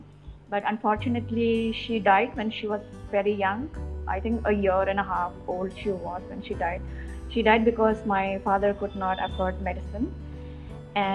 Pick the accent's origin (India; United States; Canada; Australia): India; Roing, Arunachal Pradesh; moved away as an adult; now in Hyderabad, India; I come from the headquarters, which is called Roing.